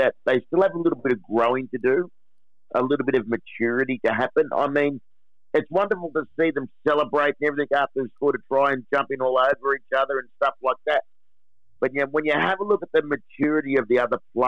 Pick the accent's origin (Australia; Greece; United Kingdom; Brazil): Australia; Richmond, New South Wales; I grew up in Western Sydney out at Richmond